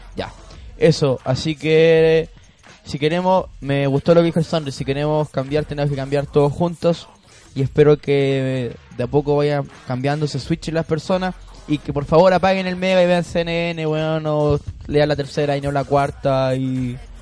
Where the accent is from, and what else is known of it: Chile